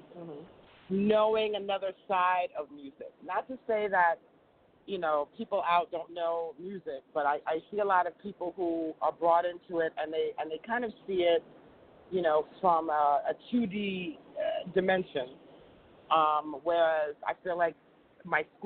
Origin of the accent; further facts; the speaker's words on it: New York City, New York, United States; we grew up on the Midtown East Side